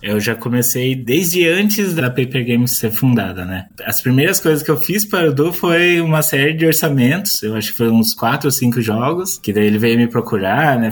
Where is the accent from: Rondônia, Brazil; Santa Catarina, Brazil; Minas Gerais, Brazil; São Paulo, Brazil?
São Paulo, Brazil; Piracicaba; eu sou do do interior também, sou de Piracicaba, acho que o sotaque vai entregar